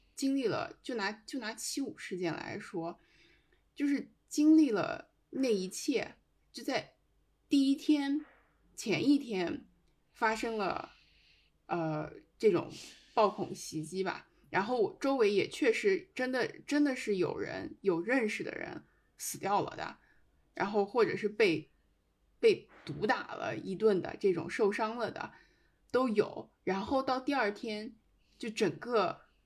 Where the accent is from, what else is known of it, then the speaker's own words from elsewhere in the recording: Xinjiang, China; 我是一个新疆人